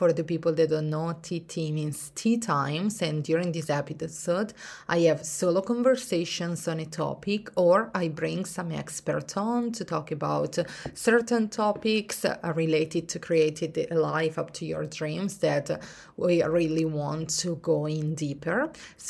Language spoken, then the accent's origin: English; Italy; English is a second language; And even if I grew up in Italy in the mountains, I always see myself as a sea person